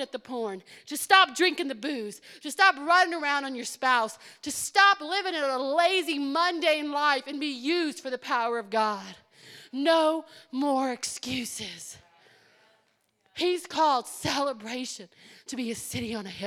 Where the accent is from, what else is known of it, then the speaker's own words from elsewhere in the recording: Cajun French, Louisiana, United States; we're all Cajun French